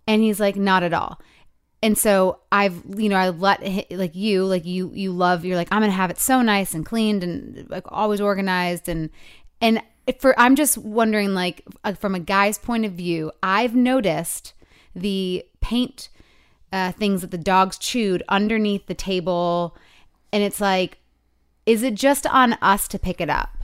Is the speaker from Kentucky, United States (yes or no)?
no; Michigan, United States; moved away; Michigan, 'cause it's my hometown